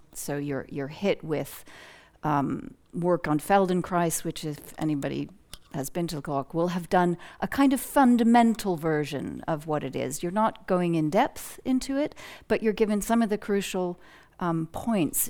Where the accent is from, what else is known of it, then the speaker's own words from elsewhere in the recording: United States; moved away as an adult; growing up in the United States